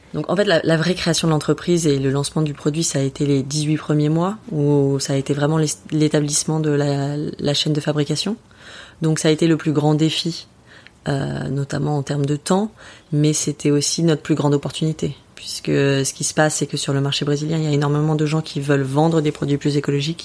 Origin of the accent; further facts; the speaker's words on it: France; en tant que Français